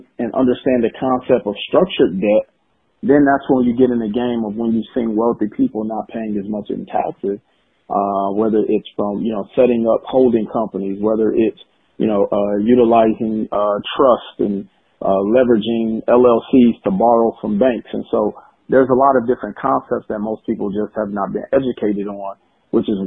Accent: Milwaukee, Wisconsin, United States; I was born in Milwaukee, Wisconsin

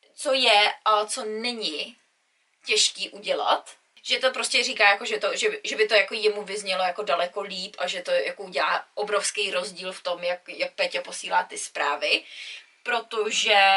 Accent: Czechia; moved away; jsem Čech

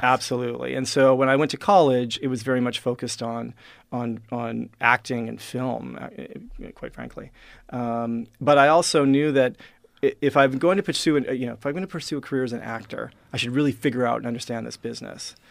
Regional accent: Regina, Saskatchewan, Canada; I am uh, now the first person you've met from Regina, Saskatchewan

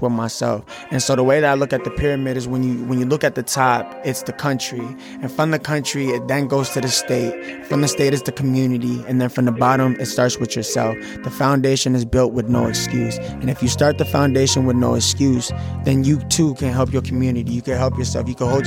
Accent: Minneapolis, Minnesota, United States; I was born and raised in Minneapolis, Minnesota

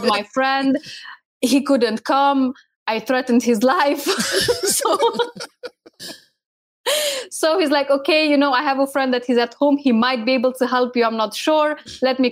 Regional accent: Romania; moved away as an adult; also born or lived in United Kingdom; We are originally from Romania, which is Eastern of Europe. But I've been living in the UK at that time for about 6 years.

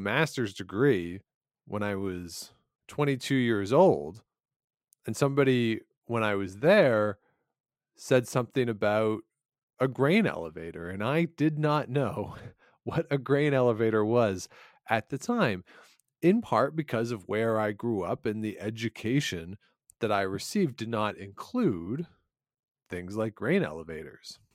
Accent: Ontario, Canada; moved away as an adult; also born or lived in Regina; I grew up in Ontario and I learned a lot of Ontario history

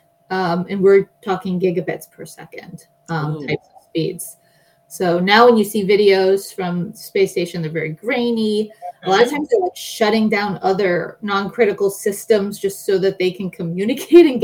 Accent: Pittsburgh, Pennsylvania, United States; now in California, United States; I grew up in Pittsburgh, Pennsylvania. So I'm an East Coast transplant out here to California.

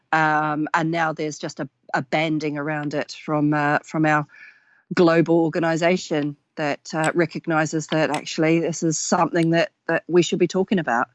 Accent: New Zealand; now in United Kingdom; as a young girl growing up in New Zealand

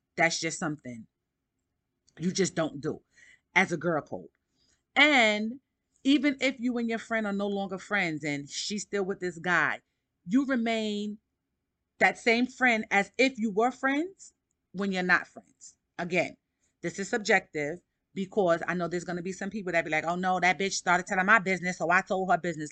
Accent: New York City, New York, United States; I'm from Harlem

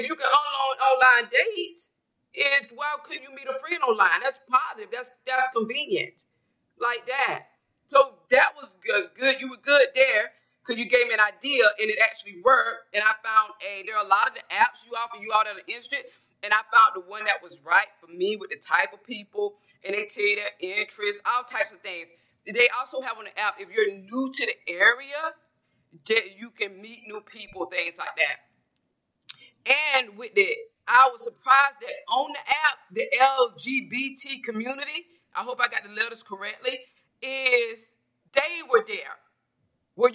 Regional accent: a small town in Georgia, United States; I'm from Georgia, a small town in Georgia. So I grew up around women

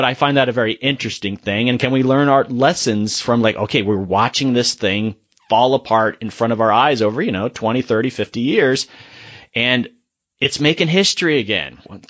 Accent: Florida, United States; I'm from Florida

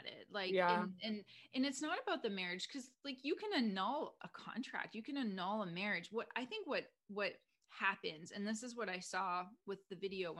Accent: Canada; moved away as an adult; now in United States; I'm Canadian. I'm living in the US.

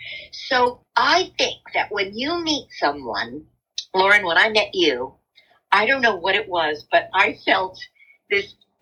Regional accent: New Jersey, United States; also born or lived in New York City; now in West Coast, United States; I grew up in a little town in New Jersey, about 9 miles out of New York City, and I was a child actress, so I don't necessarily feel like a Jersey girl as much as a New Yorker

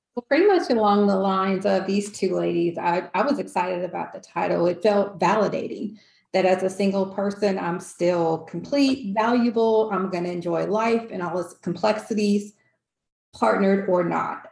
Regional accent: California, United States; I'm originally from California, so if you hear that accent, you'll know why

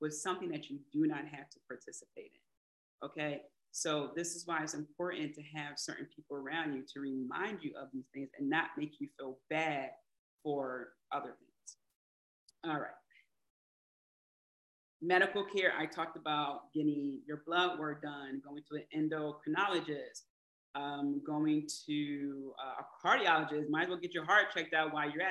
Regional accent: Philadelphia, Pennsylvania, United States; I'm from Philly, so we say Jimmy, you know, say sprinkles.

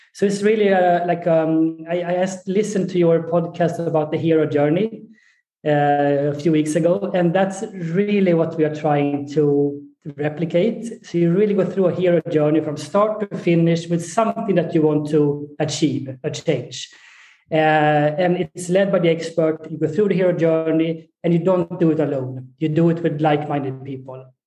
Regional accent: Sweden; moved away as an adult; also born or lived in Colorado, United States / Egypt / Saudi Arabia; I'm uh, born and raised in Sweden.

